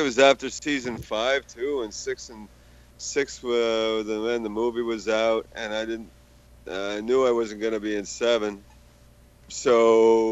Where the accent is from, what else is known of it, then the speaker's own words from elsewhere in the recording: United States; now in Canada; I'm American, so I go back to the States